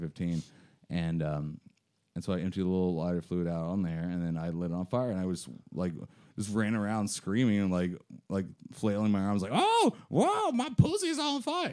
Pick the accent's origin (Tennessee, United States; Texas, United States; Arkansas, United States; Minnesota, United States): Arkansas, United States; moved away; also born or lived in Washington State; I was born and washed in the state, grew up in Arkansas. I, I hope I don't have an accent from that.